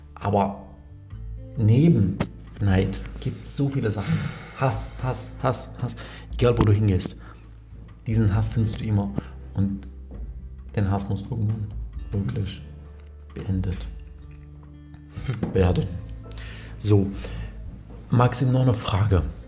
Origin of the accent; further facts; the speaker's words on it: Damascus, Damascus Governorate, Syria; moved away; Ich komme ja ursprünglich aus Syrien, aus mhm. Damaskus